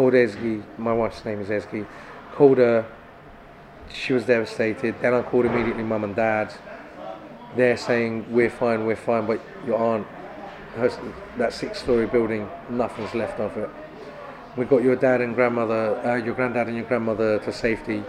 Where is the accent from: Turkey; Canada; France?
Turkey; Gölbaşı, Adıyaman; now in Kent, United Kingdom; going to my hometown